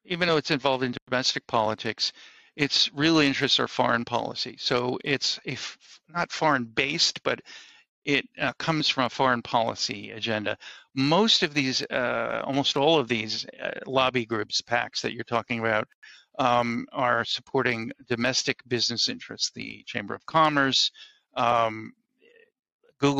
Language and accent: English; United States; I'm an American Jew